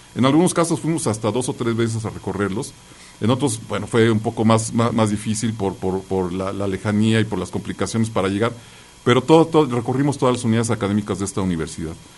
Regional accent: Mexico City, Mexico; yo nací en la Ciudad de México, y entonces iba a un kinder, a un preescolar ahí este, en el Jardín Balbuena

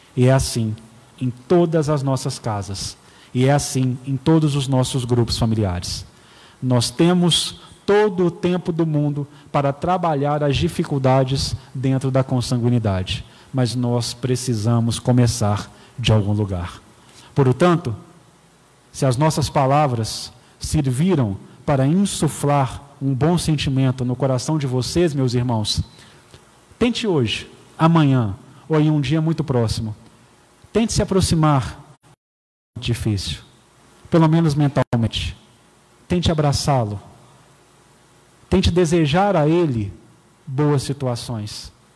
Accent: Patos de Minas, Minas Gerais, Brazil; moved away; also born or lived in Belo Horizonte; Eu sou nascido em Belo Horizonte, porém não criado em Belo Horizonte. Sete meses de idade, eu fui para Patos de Minas, então eu sou patense

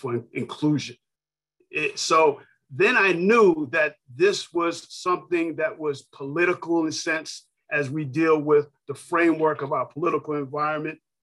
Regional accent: New York City, New York, United States; I grew up in New York City, um, borough Queens, Hollis, Queens

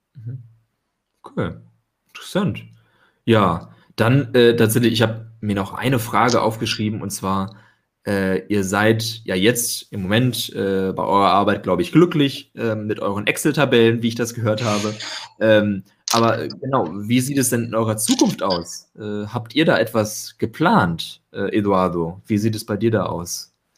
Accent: Germany; now in Porto, Portugal; ganz gut Deutsch, bin Deutscher

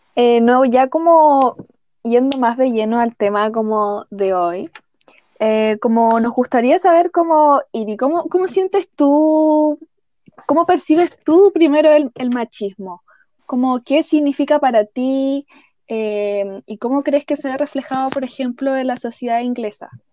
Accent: Chile; soy una chilena viviendo en Chile

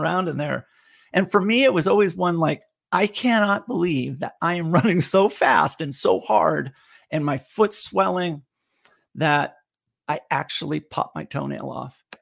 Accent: California, United States; now in Tennessee, United States; growing up in California

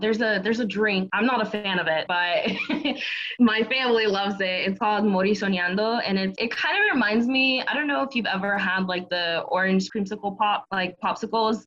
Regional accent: Miami, Florida, United States; now in North Carolina, United States; a friend that I grew up with in Florida that also moved to the same town as I did

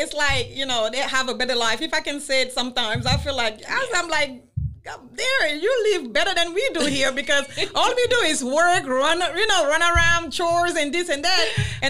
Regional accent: Paris, Île-de-France, France; first language Wolof; English is a second language; moved away as an adult; also born or lived in Senegal; now in United States; I'm from West Africa, Senegal, the west coast of Africa. But I was raised in Paris, France.

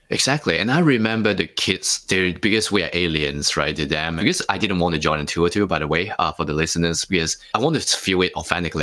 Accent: Hong Kong; moved away as an adult; also born or lived in Singapore; now in Sydney, Australia; I grew up in Hong Kong for the first 19 years

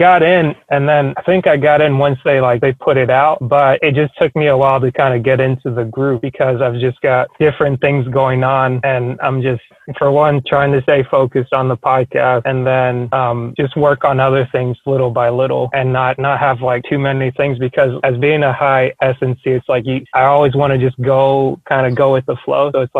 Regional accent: Cameroon; And I'm originally from Cameroon, which is known well for playing soccer

